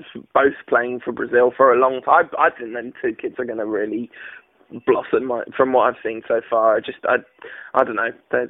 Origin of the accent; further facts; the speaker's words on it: England, United Kingdom; As an English person